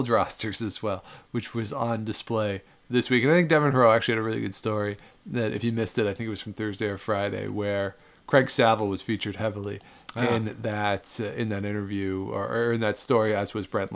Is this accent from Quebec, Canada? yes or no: no; outside of Toronto, Ontario, Canada; in Canada, growing up outside of Toronto